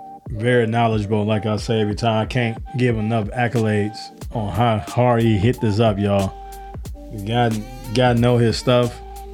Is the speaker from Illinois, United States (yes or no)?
yes; Illinois, United States; born or raised there